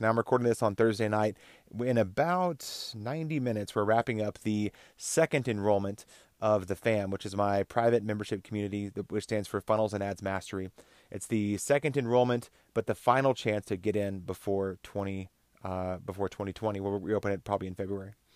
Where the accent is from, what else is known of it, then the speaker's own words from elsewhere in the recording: Texas, United States; also born or lived in Oklahoma, United States; now in Colorado, United States; I grew up in Texas and Oklahoma